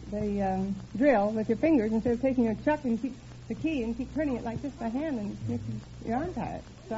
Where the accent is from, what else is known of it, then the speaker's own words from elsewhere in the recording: Pasco, Washington, United States; moved away; I'm originally from Pasco, Washington.